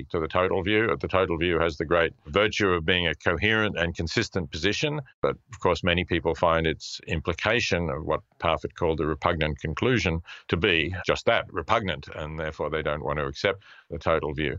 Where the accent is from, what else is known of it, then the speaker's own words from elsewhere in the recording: Australia; also born or lived in Princeton / Melbourne; I go back to Australia, where I'm originally from and where my children and grandchildren are